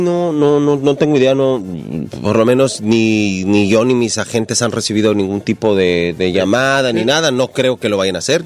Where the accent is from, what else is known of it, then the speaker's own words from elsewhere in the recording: Ecatepec, State of Mexico, Mexico; Yo soy de la Ciudad de México, de Catepec